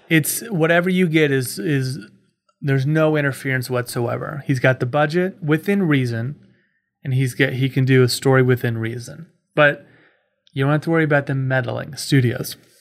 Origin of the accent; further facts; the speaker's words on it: Kansas City, United States; I'm from Kansas City.